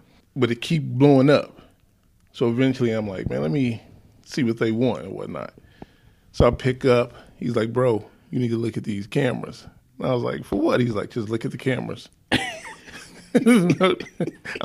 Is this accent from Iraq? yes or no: no; Chicago, Illinois, United States; moved away as an adult; also born or lived in Minneapolis; now in Albert Lea, United States; So I'm from Chicago. Moved to Minneapolis.